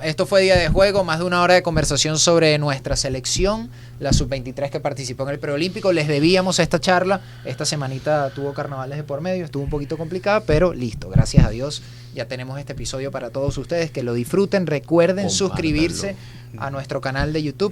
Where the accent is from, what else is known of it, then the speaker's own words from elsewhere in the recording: Venezuela; a mí me gusta estar en mi país